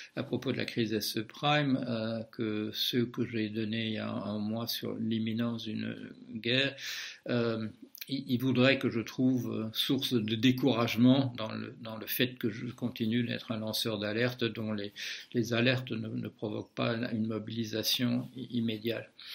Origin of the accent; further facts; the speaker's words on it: Belgium; moved away; je suis belge de naissance